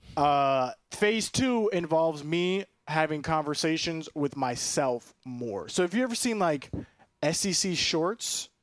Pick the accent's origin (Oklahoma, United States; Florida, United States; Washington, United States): Florida, United States; Orlando; I'm from Orlando, born in Orlando. four oh seven represent Doctor Phillips